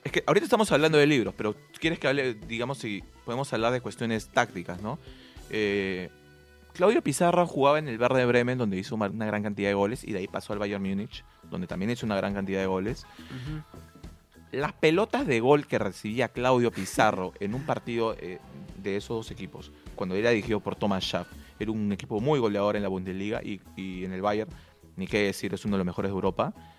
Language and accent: Spanish; Peru